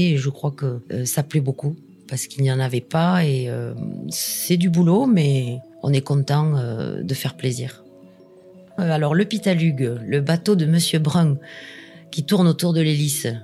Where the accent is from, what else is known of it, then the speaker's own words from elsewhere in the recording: Béziers, Occitania, France; now in Roquebrun, France; Moi, je suis euh, de Béziers, euh, mon compagnon est de Narbonne, mais on a tous les deux euh, grandi dans, la région